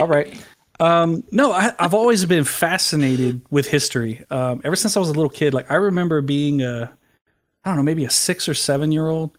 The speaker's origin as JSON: {"language": "English", "town": "San Antonio", "region": "Texas", "country": "United States", "tie": "born or raised there", "said": "I was born in San Antonio, Texas."}